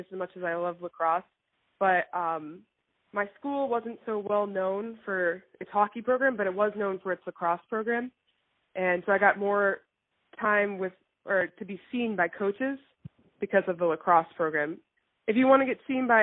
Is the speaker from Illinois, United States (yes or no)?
no; Framingham, Massachusetts, United States; I grew up in Framingham, Massachusetts, like 30 minutes from Boston